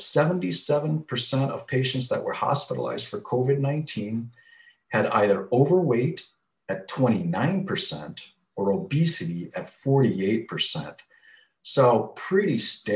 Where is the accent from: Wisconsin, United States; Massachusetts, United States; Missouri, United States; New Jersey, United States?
Wisconsin, United States; moved away as an adult; also born or lived in Chicago, Illinois; now in Phoenix, United States; From the Midwest, born and raised in Wisconsin